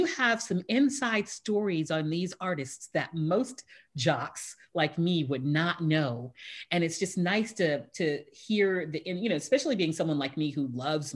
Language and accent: English; Houston, Texas, United States; now in San Diego, United States; I'm from Houston